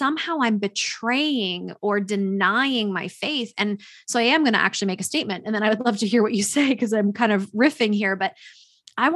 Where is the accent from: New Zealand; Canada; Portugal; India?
Canada; raised by a white father, white mother, we're as Canadian gets